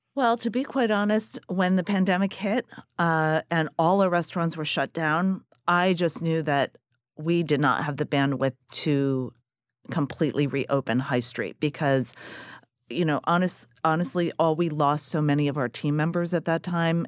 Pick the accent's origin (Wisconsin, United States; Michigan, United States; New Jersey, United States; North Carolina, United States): New Jersey, United States; moved away as an adult; now in Philadelphia, United States; I'm, I'm originally from New Jersey